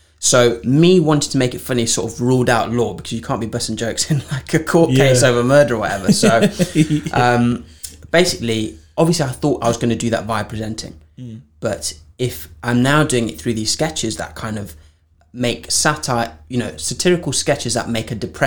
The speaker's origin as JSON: {"language": "English", "country": "Zimbabwe", "tie": "born or raised there", "also_born_or_lived": "Framingham Pigot, Norwich, England", "moved": "yes", "said": "I grew up in Zimbabwe"}